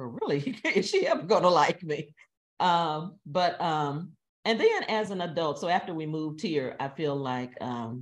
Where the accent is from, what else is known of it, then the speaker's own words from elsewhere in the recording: the South, United States; now in St. Louis, United States; I'm from the South.